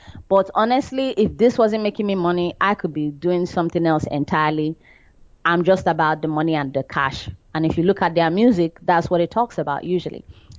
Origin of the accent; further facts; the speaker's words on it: Nigeria; we are not as bad as that, because we still have a variety of cultures and we still want to sound original in Nigeria.